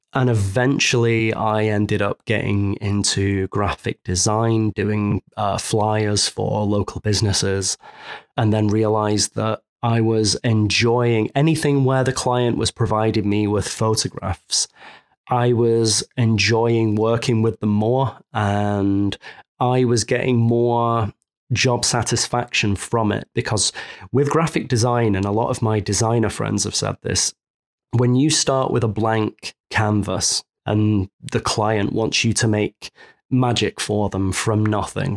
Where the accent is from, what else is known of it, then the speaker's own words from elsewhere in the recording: Manchester, North West England, United Kingdom; moved away as an adult; now in Savannah, United States; I'm, I'm from Manchester, England, originally, and I've been in Savannah, Georgia, in the U S for almost six months now.